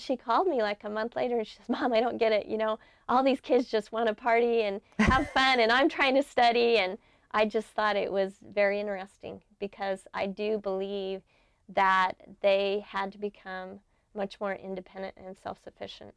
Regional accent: Brigham City, Utah, United States; I grew up in Brigham City, Utah in the 60s.

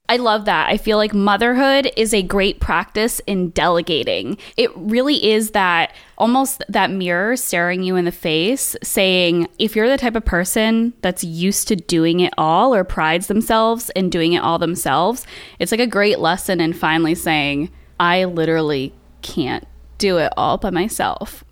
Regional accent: Saratoga Springs area, upstate New York, United States; moved away; also born or lived in Boston; to go to high school in actual upstate New York, like Saratoga Springs area

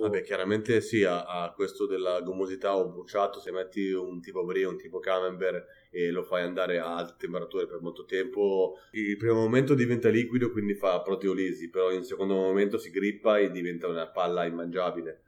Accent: Pavia, Lombardy, Italy; now in Barcelona, Spain; sono del nord Italia e farei torto a me stesso a fare mozzarella quando sono di Pavia

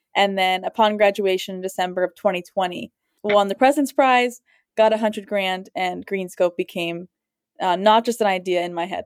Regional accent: Columbus, Ohio, United States; I grew up in Columbus

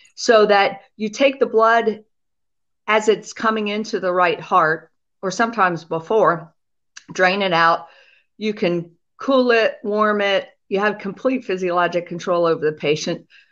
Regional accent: Pennsylvania, United States; I grew up in Pennsylvania

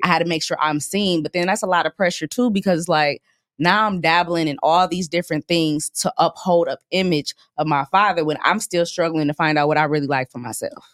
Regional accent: Grand Rapids, Michigan, United States; moved away as an adult; now in Dallas, United States; I was born in Grand Rapids

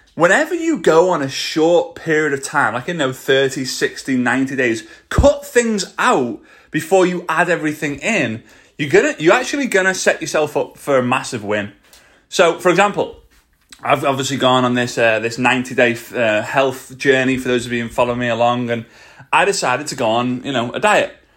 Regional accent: Liverpool, North West England, United Kingdom; accent: Scouse; my Scouse accent

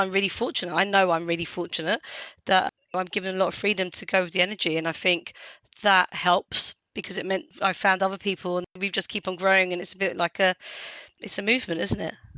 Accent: London, United Kingdom; accent: London; I was born in London, I've got real London accent.

